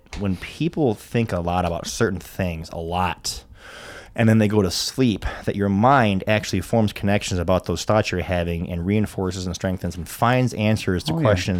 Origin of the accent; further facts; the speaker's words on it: Rockford, Illinois, United States; I'm from America. Yeah. And she's like, where? I'm like, well, Chicago.